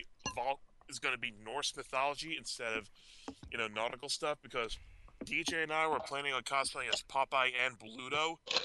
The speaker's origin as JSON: {"language": "English", "region": "New Jersey", "country": "United States", "said": "even though I'm from New Jersey."}